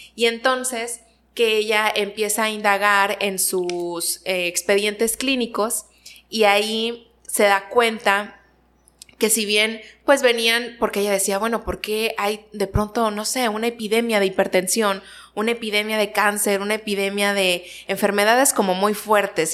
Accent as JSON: {"language": "Spanish", "town": "Ciudad Victoria", "region": "Tamaulipas", "country": "Mexico", "tie": "born or raised there", "moved": "as an adult", "lives_now": "Nuevo Laredo, Mexico", "said": "Yo soy originaria de Ciudad Victoria"}